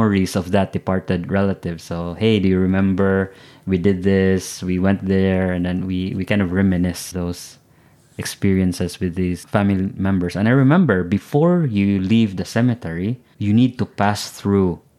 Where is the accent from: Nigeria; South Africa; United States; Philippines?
Philippines